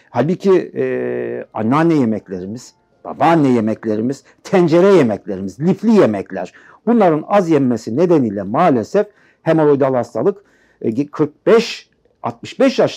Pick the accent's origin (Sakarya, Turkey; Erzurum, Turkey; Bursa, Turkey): Erzurum, Turkey; Aşkale; born there; Ee, Erzurum Aşkale doğumluyum.